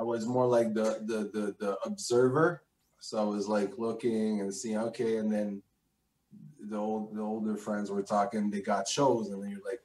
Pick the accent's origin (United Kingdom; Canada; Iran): Canada; Quebec City, Quebec; also born or lived in Greenwich, Connecticut; when I came in Quebec at 5